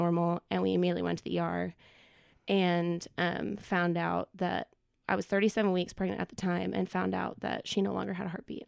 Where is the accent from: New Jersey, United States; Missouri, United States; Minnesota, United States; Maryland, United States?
Minnesota, United States; moved away as an adult; now in Knoxville, United States; I was born and raised in Minnesota